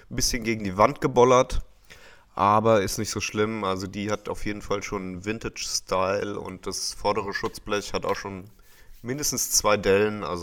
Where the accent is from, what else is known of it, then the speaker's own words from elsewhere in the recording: Germany; hier bei uns in Deutschland